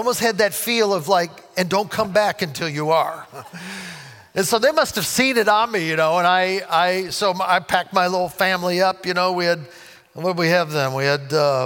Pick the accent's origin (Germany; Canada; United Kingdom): Canada; New Brunswick; moved away; I'm from Canada.